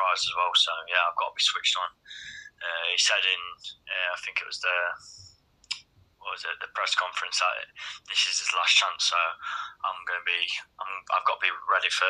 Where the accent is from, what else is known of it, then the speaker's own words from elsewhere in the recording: Derby, East Midlands, United Kingdom; my hometown